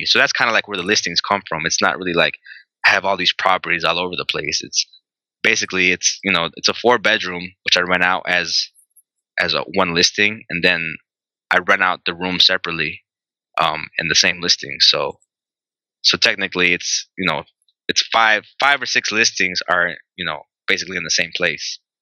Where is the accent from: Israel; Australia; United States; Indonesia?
United States; Chicago, Illinois; I'm pretty much born and raised here